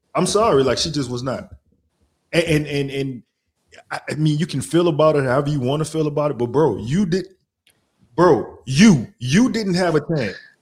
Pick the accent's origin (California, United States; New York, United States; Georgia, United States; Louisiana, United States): Louisiana, United States; New Orleans; moved away; I'm from New Orleans